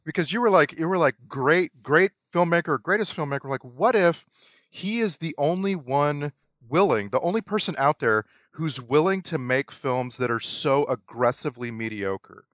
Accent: United States; middle class, white American

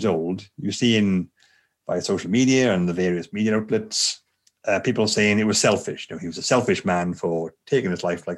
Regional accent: Bridgend, Wales, United Kingdom; I'm from Bridgend, the South Wales area

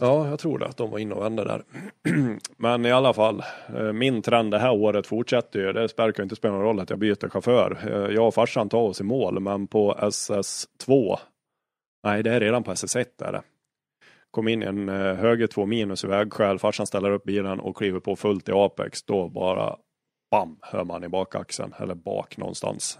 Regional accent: Dalarna County, Sweden; Jag är- jag är från Dalarna

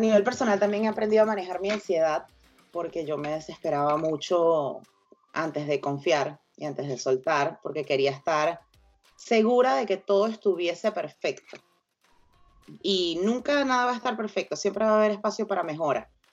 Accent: Venezuela; todos somos venezolanos

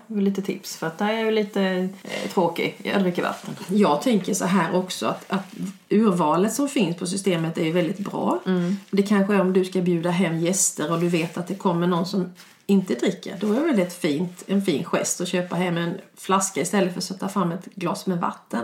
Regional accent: Urshult, Kronoberg County, Sweden; vi är från Urshult

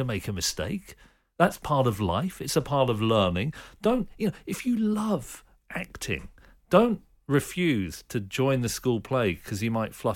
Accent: Reading, South East England, United Kingdom; I grew up in suburban Reading

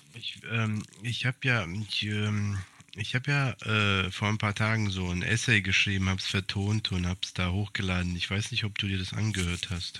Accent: Hesse, Germany; moved away as an adult; also born or lived in Serbia (ethnic Serb); now in Greece; Ich habe 29 Jahre lang in Hessen gelebt

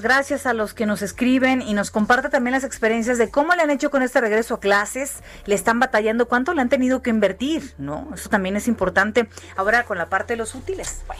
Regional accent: Mexico; somos así, los mexicanos

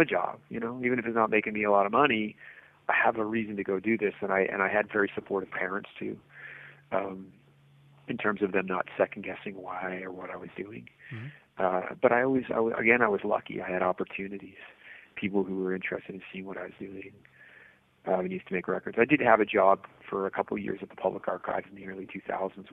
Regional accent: Lunenburg, Nova Scotia, Canada; also born or lived in Halifax; I grew up in Lunenburg till I was 12, and so that was a small town of 3,000 people, so Halifax always felt like the big city

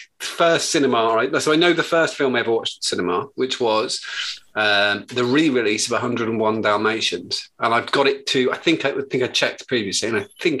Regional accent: Buckinghamshire, South East England, United Kingdom; I'm from Buckinghamshire.

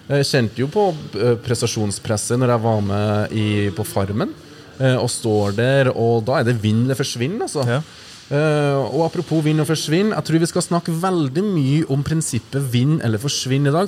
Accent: Verdal, Trøndelag, Norway; jeg kommer jo fra Verdalen

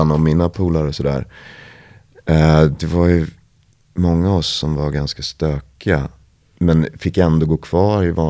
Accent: Vallentuna, Stockholm County, Sweden; born or raised there; moved away as an adult; also born or lived in Paris, France

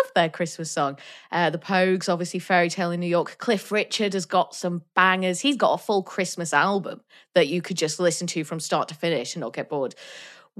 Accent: North Wales, United Kingdom; where I grew up in North Wales

